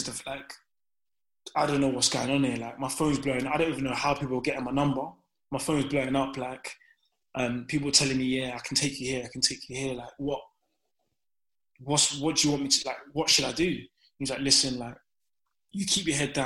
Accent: London, United Kingdom; I'm from Downham

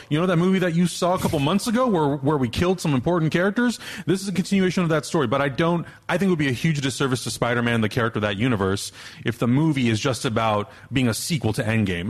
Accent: Prague, Czechia; moved away; they're in Prague. This is my hometown

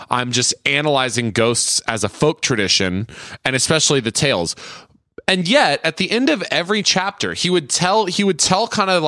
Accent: San Jose, California, United States; I grew up near the Winchester House.

